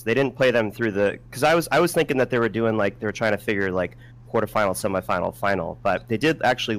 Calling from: Newington, Connecticut, United States; I'm calling from Newington, Connecticut.

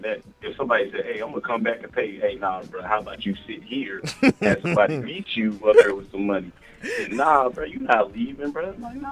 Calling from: St. Louis, Missouri, United States; This is …. I'm in St. Louis right now.

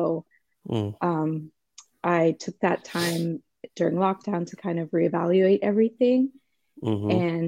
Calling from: Los Angeles, California, United States; Los Angeles, so it is early.

